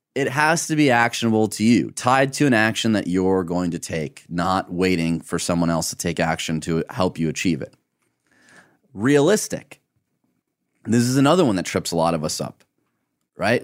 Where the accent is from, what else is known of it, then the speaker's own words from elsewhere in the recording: Michigan, United States; growing up in Michigan